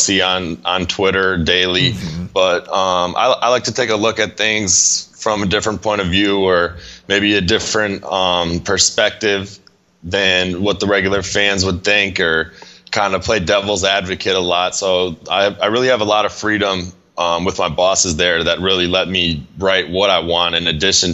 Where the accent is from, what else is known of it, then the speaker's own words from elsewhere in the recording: South Florida, United States; moved away as an adult; now in Buffalo, United States; I moved to South Florida actually with my family when I was about 9 in 1999